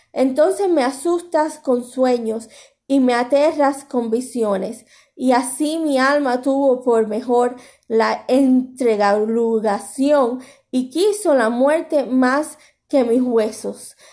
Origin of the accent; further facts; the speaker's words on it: Cuba; moved away; Tanto mi pueblo de Cuba